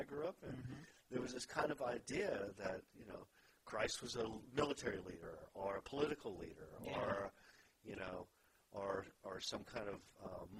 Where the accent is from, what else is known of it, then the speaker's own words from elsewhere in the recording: Texas, United States; I grew up in Texas